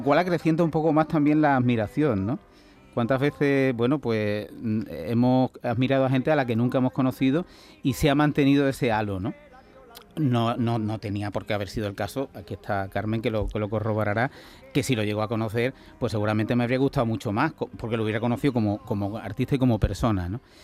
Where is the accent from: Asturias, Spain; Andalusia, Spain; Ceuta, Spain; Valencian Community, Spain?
Andalusia, Spain; Huelva; mi paisano Arcángel, o yo su paisano, somos de Huerva